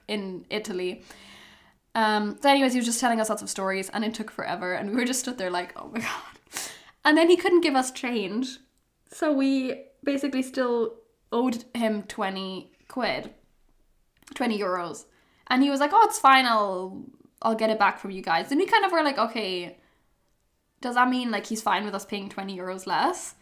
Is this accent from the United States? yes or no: no; Hamburg, Germany; also born or lived in London; now in Amsterdam, Netherlands; growing up in Hamburg